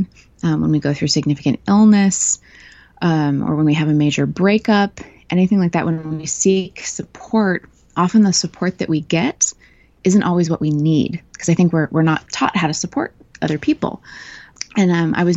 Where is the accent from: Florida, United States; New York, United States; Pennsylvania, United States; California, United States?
California, United States; Northern; now in Melbourne, Australia; I live in Melbourne, Australia, but I'm from Northern California originally